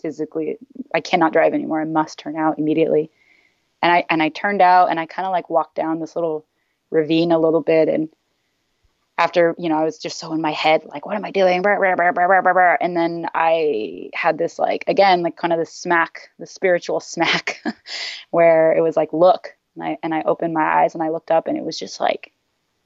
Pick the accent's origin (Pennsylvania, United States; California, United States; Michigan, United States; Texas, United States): California, United States; San Diego; moved away; also born or lived in San Francisco; And I was raised in San Diego, in North County, San Diego